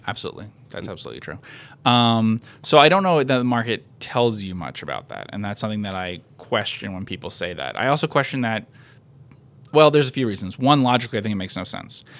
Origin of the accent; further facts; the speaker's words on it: United States; I'm an American